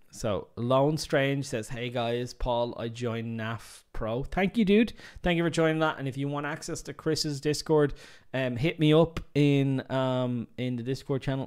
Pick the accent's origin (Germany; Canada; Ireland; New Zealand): Ireland; I'm Irish